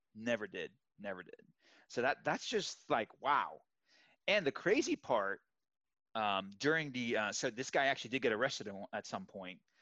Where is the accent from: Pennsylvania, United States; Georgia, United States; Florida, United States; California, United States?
Florida, United States; Miami; moved away; I'm originally from Miami, lived there for 20 years.